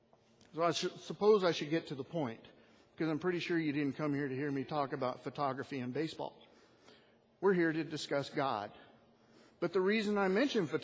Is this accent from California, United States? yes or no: yes; Northern California, United States; moved away as an adult; my family and I moved to this area from Northern California, a place where I was born and lived all my life